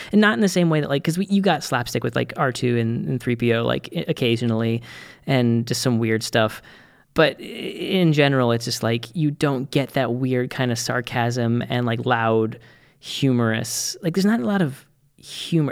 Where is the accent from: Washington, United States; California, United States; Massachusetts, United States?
Massachusetts, United States; Boston; as a Bostonian myself